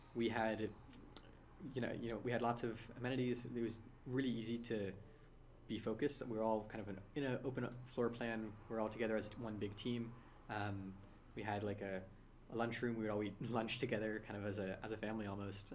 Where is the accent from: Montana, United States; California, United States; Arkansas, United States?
California, United States; San Francisco; born or raised there